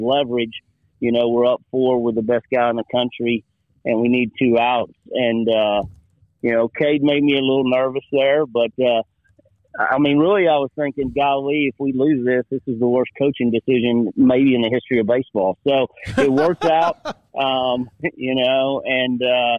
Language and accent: English; Waco, Texas, United States; I grew up in Waco